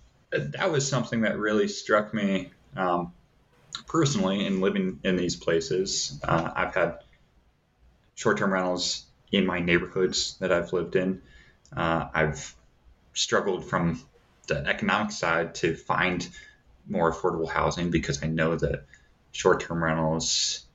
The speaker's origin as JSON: {"language": "English", "town": "Davenport", "region": "Iowa", "country": "United States", "tie": "born or raised there", "said": "So where I grew up in Davenport, Iowa, you can look on different sites."}